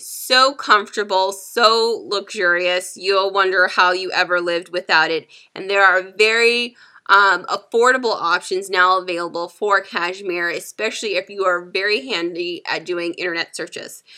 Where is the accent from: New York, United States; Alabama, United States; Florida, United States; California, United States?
California, United States; San Diego; I am from San Diego, California